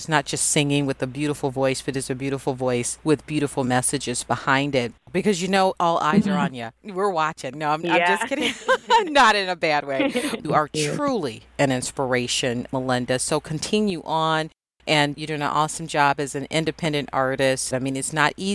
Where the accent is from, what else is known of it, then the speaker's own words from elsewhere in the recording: Chicago, Illinois, United States; Chicago, Chi-town. I have to give that shout out. That's my hometown